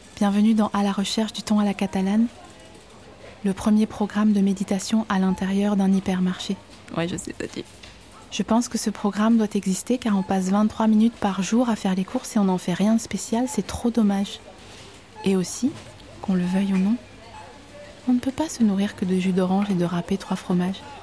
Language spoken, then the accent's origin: French; Vosges, Grand Est, France; je viens des Vosges. Et chez moi